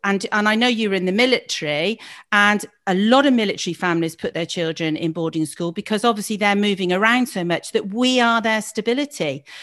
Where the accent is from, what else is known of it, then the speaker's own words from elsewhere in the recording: Gloucester, South West England, United Kingdom; also born or lived in Leeds; I was born in Gloucester